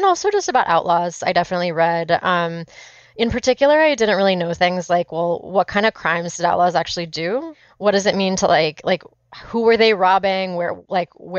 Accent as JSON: {"language": "English", "region": "California", "country": "United States", "said": "I'm from California"}